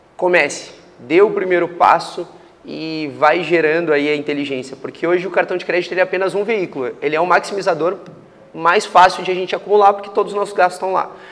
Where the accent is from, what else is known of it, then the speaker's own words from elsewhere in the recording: Porto Alegre, Rio Grande do Sul, Brazil; moved away as an adult; also born or lived in Canada / Ireland / Manaus; saí de Porto Alegre, sou gaúcho, né? Eh, saí de Porto Alegre com 19 anos, fui morar no Canadá